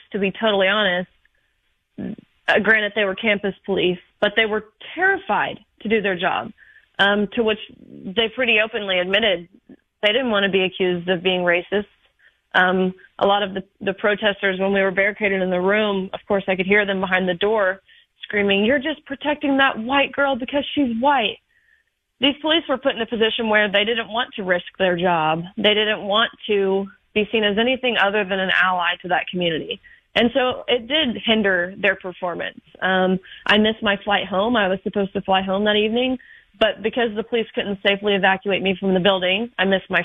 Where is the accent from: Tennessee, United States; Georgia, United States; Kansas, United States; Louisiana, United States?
Tennessee, United States; Nashville; I am from the Nashville area